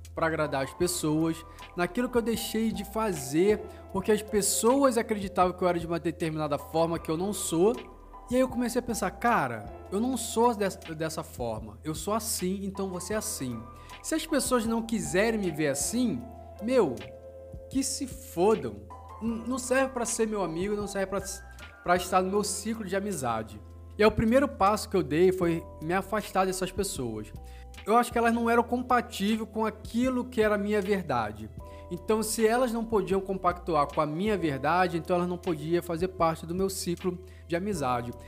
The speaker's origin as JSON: {"language": "Portuguese", "region": "Rio de Janeiro", "country": "Brazil", "tie": "born or raised there", "moved": "as an adult", "lives_now": "Londrina, Brazil", "said": "eu sou natural do Rio de Janeiro e mas moro em Londrina tem uns três anos mais ou menos."}